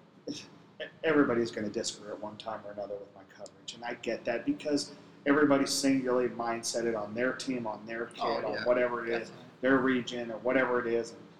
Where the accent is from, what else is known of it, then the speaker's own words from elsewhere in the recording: Sacramento, California, United States; Growing up in Sacramento, I watched a lot of Sacramento Kings basketball